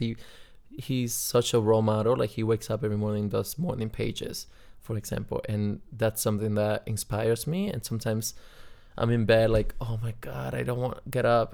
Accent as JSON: {"language": "English", "country": "Cuba", "tie": "born or raised there", "moved": "yes", "said": "I'm from Cuba"}